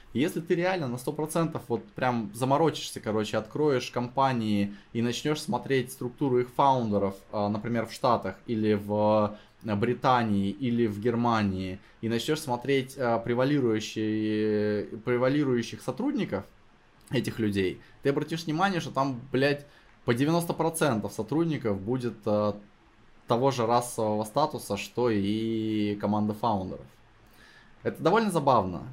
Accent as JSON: {"language": "Russian", "town": "Novosibirsk", "region": "Novosibirsk Oblast", "country": "Russia", "said": "я из Новосибирска"}